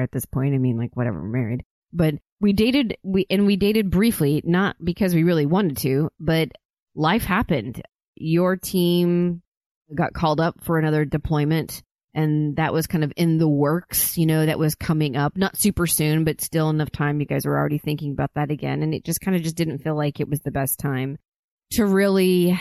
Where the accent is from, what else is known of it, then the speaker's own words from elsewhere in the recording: Oklahoma, United States; I grew up in Oklahoma